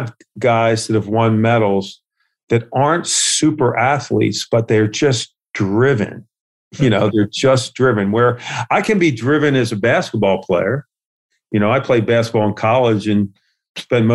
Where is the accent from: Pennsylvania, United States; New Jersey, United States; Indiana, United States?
Pennsylvania, United States; Philadelphia; I was from West Philadelphia